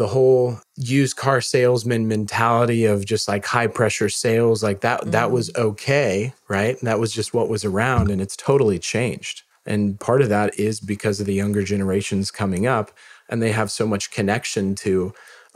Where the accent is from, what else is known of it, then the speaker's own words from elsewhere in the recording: Missouri, United States; I'm from Missouri